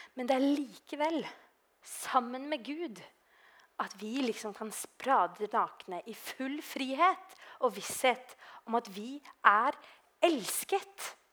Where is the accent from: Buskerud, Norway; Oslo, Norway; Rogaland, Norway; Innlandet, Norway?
Oslo, Norway; moved away; i Oslo, da. Eh, der jeg er fra